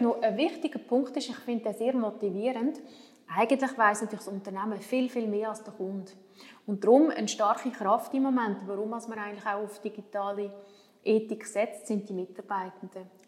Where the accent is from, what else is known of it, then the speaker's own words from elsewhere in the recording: Switzerland; wir als Schweizer